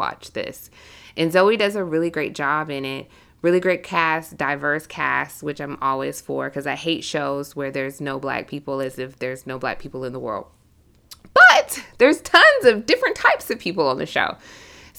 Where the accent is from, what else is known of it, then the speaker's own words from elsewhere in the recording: South Georgia, United States; I'm the only person that's originally from Georgia because we have so many transplants. And then being a woman who was raised in the South is so significant.